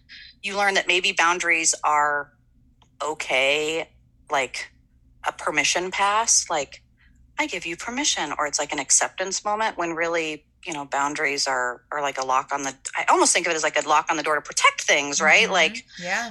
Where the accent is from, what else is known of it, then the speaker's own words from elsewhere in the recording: Kansas City, United States; I am originally from Kansas City